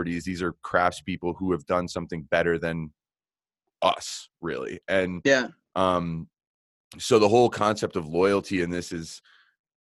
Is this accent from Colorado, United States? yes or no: yes; Colorado, United States; I'm from Colorado